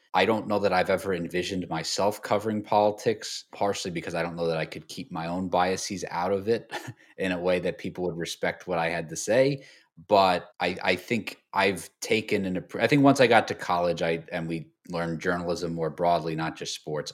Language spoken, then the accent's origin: English; New York, United States; I grew up in New York